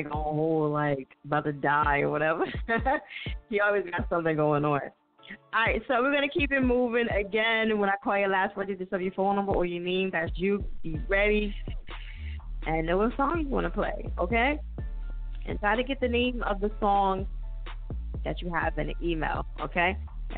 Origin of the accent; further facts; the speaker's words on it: New Jersey, United States; now in Philadelphia, United States; I live in Philly, but I'm from Jersey.